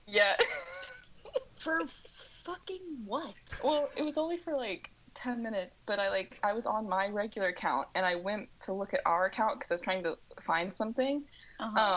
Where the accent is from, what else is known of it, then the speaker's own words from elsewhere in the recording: Southwest Missouri, United States; accent: twang from the southern Midwest; originally I'm from um, Southwest Missouri